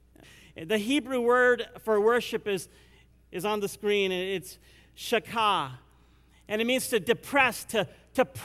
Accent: India; I'm Indian

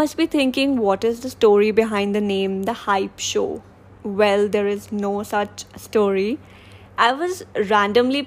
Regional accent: Delhi, India; I am from Delhi and I'm 24 years old.

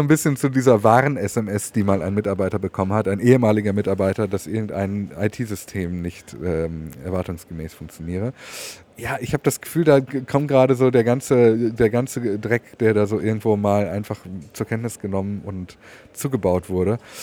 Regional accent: Swabia, Baden-Württemberg, Germany; wie wir bei uns im Schwabenland natürlich sagen, ein Geschmäckle

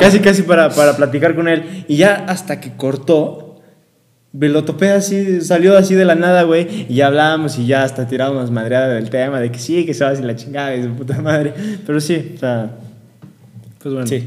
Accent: León, Guanajuato, Mexico; moved away as an adult; now in Querétaro, Mexico; Soy de León

